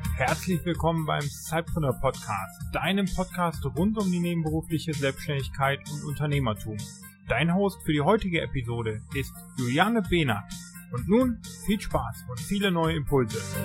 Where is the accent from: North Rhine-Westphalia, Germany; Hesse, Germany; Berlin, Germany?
Hesse, Germany; now in Hamburg, Germany; ich komme ja ursprünglich auch aus Hessen